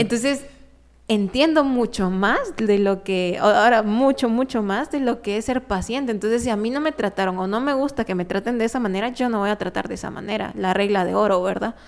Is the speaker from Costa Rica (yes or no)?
no; Guatemala; aquí en Guatemala, pues yo también soy parte de Guatemala